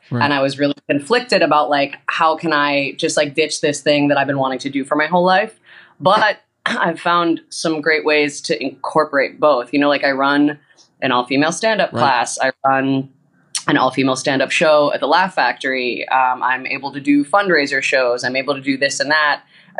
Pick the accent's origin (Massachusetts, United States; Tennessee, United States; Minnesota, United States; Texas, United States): Massachusetts, United States; Boston; moved away as an adult; now in Chicago, United States; Boston gal.